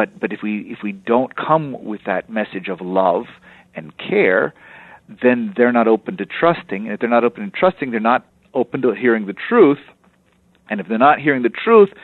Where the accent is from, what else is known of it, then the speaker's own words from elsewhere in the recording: Texas, United States; also born or lived in Europe; I'm from Texas